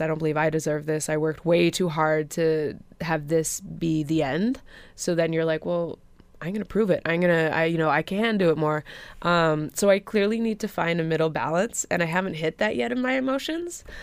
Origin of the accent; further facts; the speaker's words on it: Hamilton, Ontario, Canada; we all don't necessarily train here in Hamilton